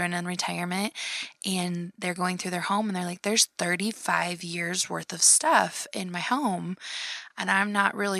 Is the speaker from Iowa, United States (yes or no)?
yes; Iowa, United States; growing up in Iowa